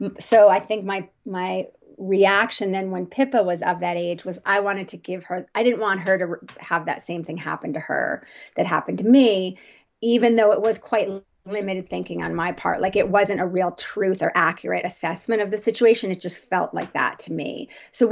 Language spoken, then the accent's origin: English; New Jersey, United States; And I grew up in the on the East Coast, New Jersey suburbs, very traditional growing up.